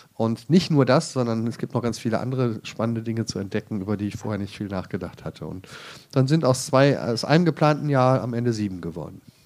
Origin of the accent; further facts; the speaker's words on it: Krefeld, North Rhine-Westphalia, Germany; moved away; also born or lived in Jerusalem; Ich komme ursprünglich vom Niederrhein